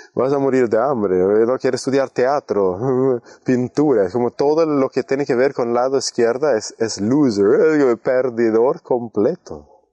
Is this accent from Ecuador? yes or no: no; Sweden; un norte europeo sueco como yo